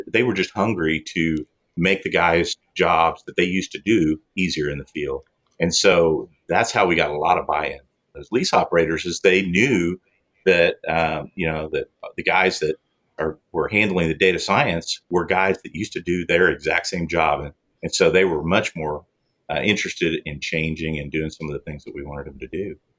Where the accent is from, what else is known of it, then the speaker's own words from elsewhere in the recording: Oklahoma, United States; I started out an OU fan uh, growing up in Oklahoma.